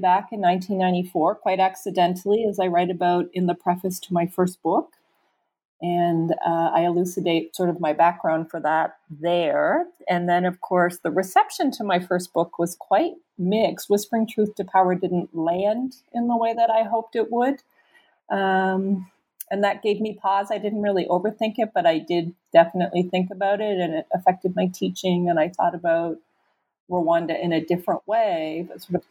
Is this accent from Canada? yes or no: yes; Canada; moved away as an adult; also born or lived in upstate New York, United States; now in United States; I'm a Canadian. Never in my wildest dreams did I imagine I'd be living in America